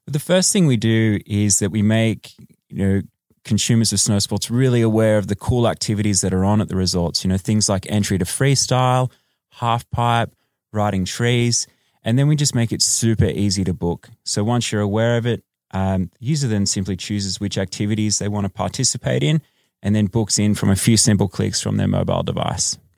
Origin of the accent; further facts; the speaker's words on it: Australia; moved away as an adult; now in Los Angeles, United States; I am Australian